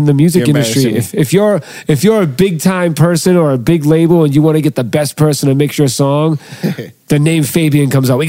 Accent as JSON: {"language": "English", "town": "Boston", "region": "Massachusetts", "country": "United States", "tie": "born or raised there", "said": "grew up, born and raised in Boston."}